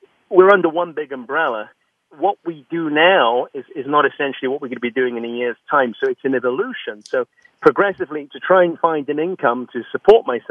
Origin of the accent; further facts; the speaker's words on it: London, United Kingdom; moved away as an adult; now in United States; I was born in London, mm-hmm. and I had a very close family. My mother and father were my best friends, and grew up and went to a very traditional English school